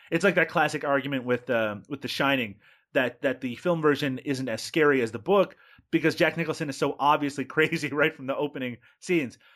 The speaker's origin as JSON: {"language": "English", "region": "Newfoundland and Labrador", "country": "Canada", "tie": "born or raised there", "said": "I grew up in Newfoundland"}